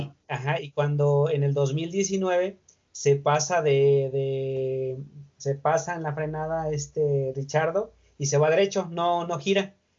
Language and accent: Spanish; Mexico; uno como mexicano